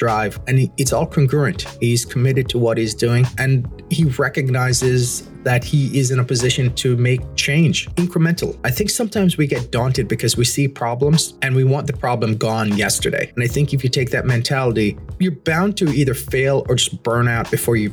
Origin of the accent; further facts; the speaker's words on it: Jamaica; moved away; As a Jamaican, as someone who grew up in rural Jamaica